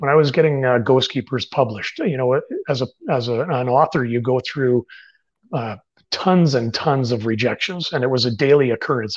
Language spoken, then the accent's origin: English; Canada; I'm a Canadian writer